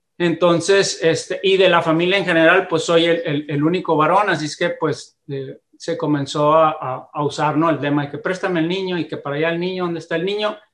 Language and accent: Spanish; Mexicali, Baja California, Mexico; nacido en, en Mexicali, Baja California